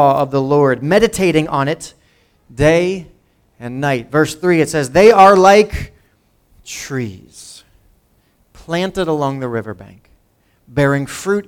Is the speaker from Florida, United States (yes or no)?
no; Lawrence, New Jersey, United States; also born or lived in Pennington, New Jersey; I grew up in Lawrence, went to high school with people from Washington Township as they were busing them out to Lawrence many years ago.